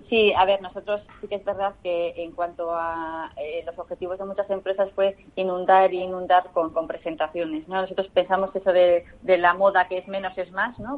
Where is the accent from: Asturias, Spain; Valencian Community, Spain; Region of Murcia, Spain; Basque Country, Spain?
Basque Country, Spain; Bilbao; soy bilbaína, con lo cual soy muy de la, muy de la tierra